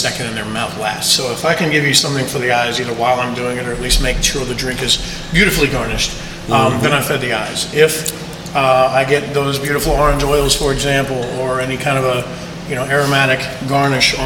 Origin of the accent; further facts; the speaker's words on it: Key West, Florida, United States; moved away as an adult; now in West Palm Beach, United States; my hometown of Key West